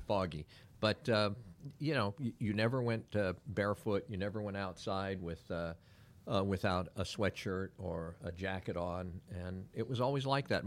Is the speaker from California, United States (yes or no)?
yes; San Francisco, California, United States; also born or lived in Pacifica, California / Miami, Florida / Weston, Florida; now in Claremont, Florida, United States; born and raised in San Francisco, uh, lived in a community called, uh, Pacifica